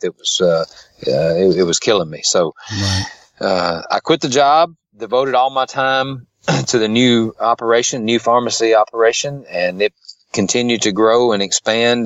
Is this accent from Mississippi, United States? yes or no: yes; Tupelo, Mississippi, United States; I was born in Tupelo, Mississippi. I've lived around Tupelo area all my life